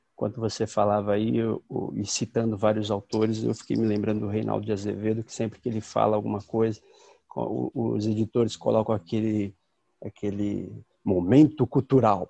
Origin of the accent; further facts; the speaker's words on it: São Paulo, Brazil; eu também sou de São Paulo